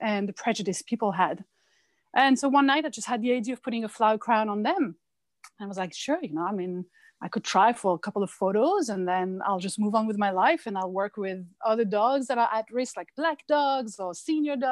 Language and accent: English; France; now in United States; I come from France